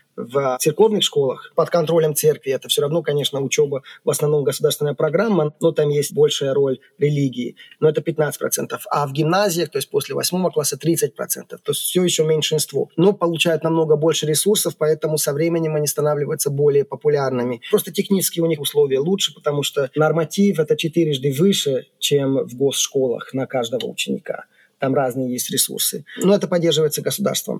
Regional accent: Székesfehérvár, Fejér, Hungary; Russian is a second language; Я вырос не в Будапеште, а в Секешфейерваре

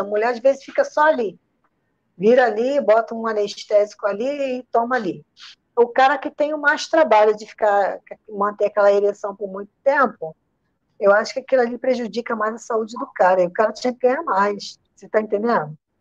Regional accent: Rio de Janeiro, Brazil; accent: Rio de Janeiro; also born or lived in Maceió, Alagoas; Sotaque de, de, do Rio de Janeiro. Mas só que eu não sou é... carioca, não, tá? Eu, eu não sou carioca, não. Sou alagoana, nasci em Maceió, sou criada no Rio de Janeiro

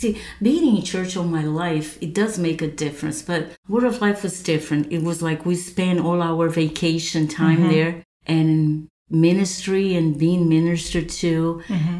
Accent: Recife, Pernambuco, Brazil; accent: north; English is a second language; moved away as an adult; also born or lived in Londrina, Paraná, Brazil / Florida / New York City; now in United States; Well, I was born in Londrina, Paraná. That's the south of Brazil. Mm-hmm. But then I was raised in Recife, So I don't even consider myself from the south. My accent's totally from the north.

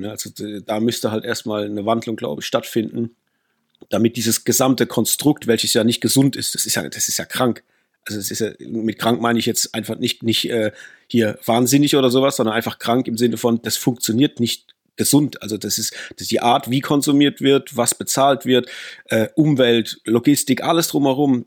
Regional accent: Rhineland-Palatinate, Germany; Wir kommen natürlich aus der Pfalz, da wo man Riesling trinkt und Saumagen isst

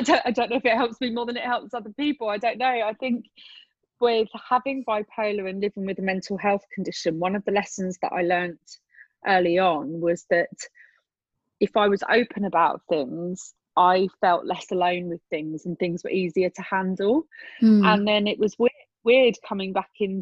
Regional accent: England, United Kingdom; I grew up in England in a small town

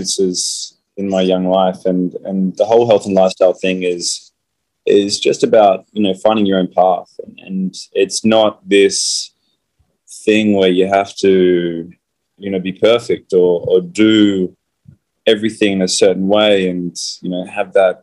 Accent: Fremantle, Western Australia, Australia; I grew up in Fremantle in Western Australia.

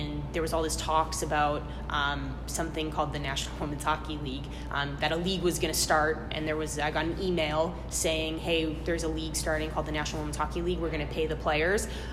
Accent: Canada; moved away as an adult; also born or lived in New Jersey; now in Boston, United States; I'm Canadian.

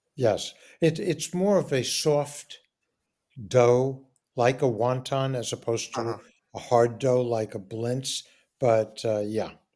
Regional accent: New York City, New York, United States; I'm growing up in New York and I'm growing up in Forest Hills, which is predominantly Jewish

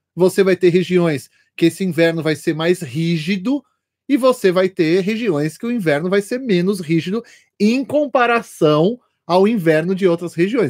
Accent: São Paulo, Brazil; eu, como paulista, cheguei lá

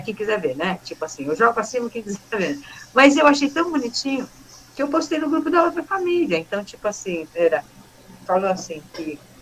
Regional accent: São Paulo, Brazil; moved away as an adult; also born or lived in Itapira / Mogi das Cruzes; eu conhecia todo mundo lá, porque eu cresci lá no Bom Retiro

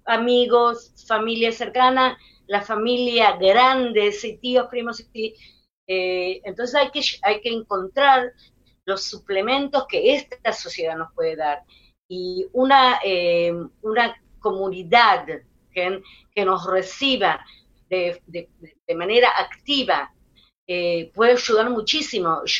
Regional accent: Israel; un tipo de, eh, de, idioma corporal que es muy israelí, aunque todos somos israelíes

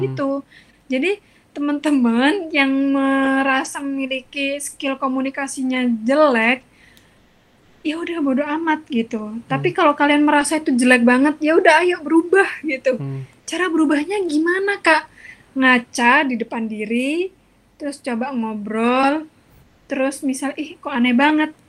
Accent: Java, Indonesia; accent: Javanese (medok); apalagi aku aksennya medok banget kan gitu kayak uang Jawa banget

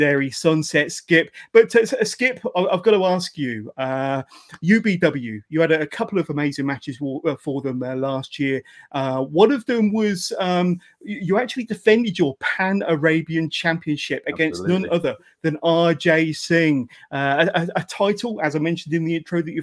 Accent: Westbury, South West England, United Kingdom; Westbury, which is my hometown.

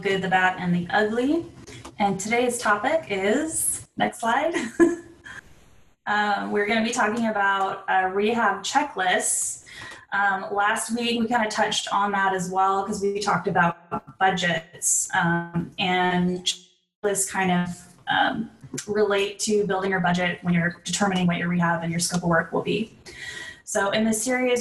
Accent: San Diego, California, United States; I'm originally from San Diego

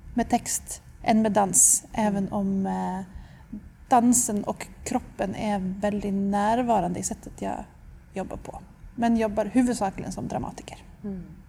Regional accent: Stockholm, Stockholm County, Sweden; moved away as an adult; also born or lived in London; now in Tromsø, Norway; Jag kommer från Stockholm men jag har bott i Tromsö sedan 2008

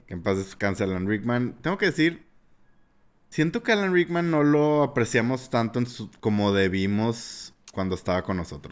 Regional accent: Mexico; como mexicano

